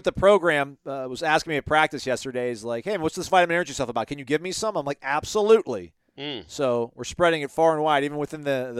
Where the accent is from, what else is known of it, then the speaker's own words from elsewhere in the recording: Greenwood, South Carolina, United States; This is my first time leaving a message for the Renegade Express. I'm from Greenwood, South Carolina.